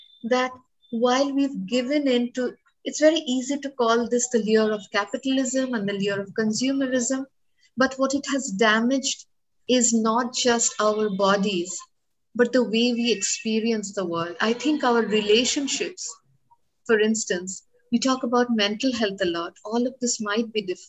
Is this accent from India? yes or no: yes; India; as an Indian woman